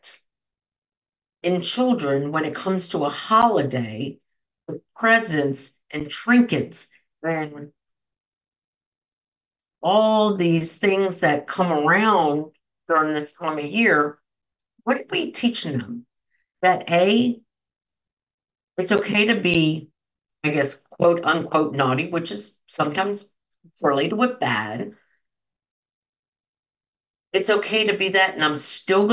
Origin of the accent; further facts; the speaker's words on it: New Jersey, United States; I'm from Jersey.